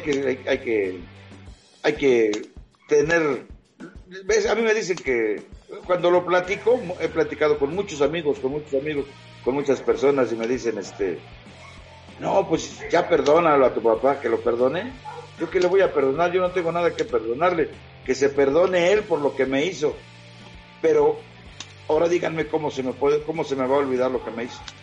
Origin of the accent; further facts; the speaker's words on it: Mexico City, Mexico; also born or lived in unnamed home village (pueblo); me vengo a la Ciudad de México, es, huyendo de, de, ese tío que me golpeaba, que, yo tenía 10 años